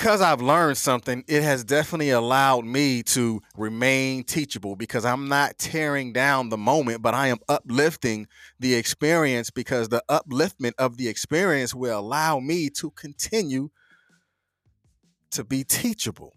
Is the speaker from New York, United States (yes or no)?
no; North Carolina, United States; I'm from North Carolina. You know, we say things just a little bit different.